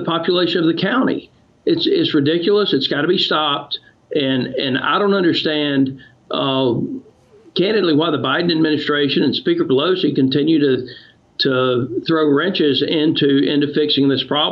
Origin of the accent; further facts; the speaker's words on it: United States; as an American